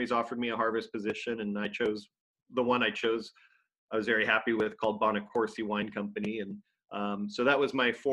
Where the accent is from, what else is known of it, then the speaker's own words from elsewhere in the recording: Los Angeles, California, United States; also born or lived in San Diego; I grew up in Southern California and then in the LA area, but moved to San Diego to go to college at San Diego State starting in 1993